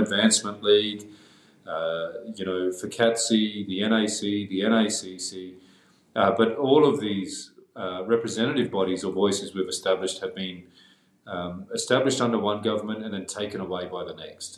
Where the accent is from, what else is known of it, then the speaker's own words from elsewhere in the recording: Darwin, Northern Territory, Australia; I, I grew up on Larrakia country in Darwin. That's where I live and uh, continue to live.